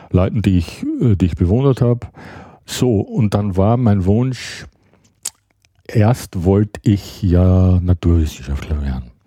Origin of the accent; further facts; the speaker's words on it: Graz, Styria, Austria; moved away as an adult; also born or lived in Düsseldorf, Germany / Hamburg, Germany; now in Berlin, Germany; ich bin Ende der 70er Jahre aus Graz, meiner Heimatstadt, die schon sehr weit im Süden ist